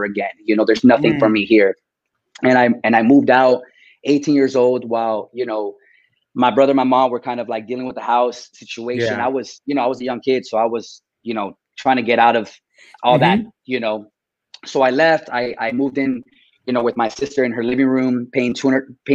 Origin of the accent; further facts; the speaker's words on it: Corona, California, United States; I grew up in Corona, California, in the Inland Empire